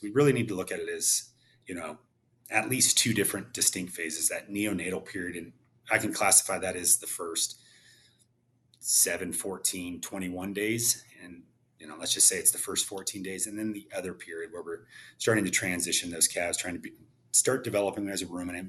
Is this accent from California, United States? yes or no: yes; Visalia, California, United States; moved away; I was born and raised in Visalia Tulare area